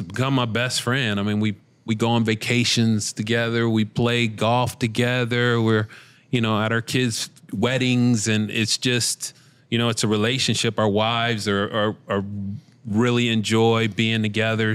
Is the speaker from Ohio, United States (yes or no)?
yes; Cincinnati, Ohio, United States; we're both from Cincinnati